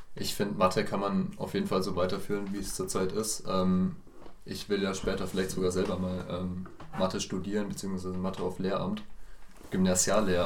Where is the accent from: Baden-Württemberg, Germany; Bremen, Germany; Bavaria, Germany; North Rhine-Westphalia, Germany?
Bavaria, Germany; Bamberg; Ich komme genau wie die anderen beiden hier auch aus Bamberg. Ähm, anders als die anderen beiden komme ich auch direkt aus Bamberg